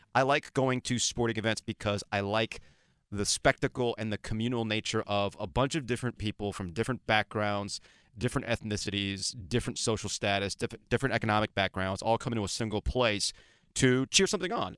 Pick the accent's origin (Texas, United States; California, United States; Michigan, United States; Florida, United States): Florida, United States; Boca Raton; moved away; I grew up in Boca Raton, Florida